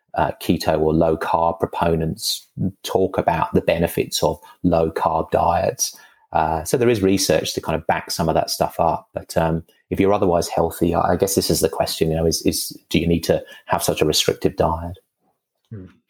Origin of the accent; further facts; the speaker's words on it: England, United Kingdom; moved away; I'm I'm English, you know, but uh, when I was mm. living in England in the the 90s or so